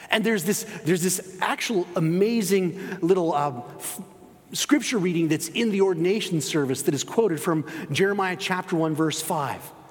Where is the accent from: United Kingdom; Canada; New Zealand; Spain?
Spain; I grew up in Spain, spent 13 years living there.